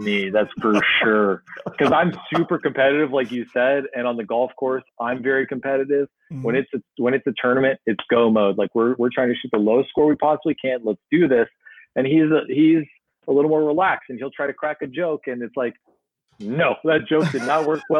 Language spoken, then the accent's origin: English; San Diego, California, United States; I'm from San Diego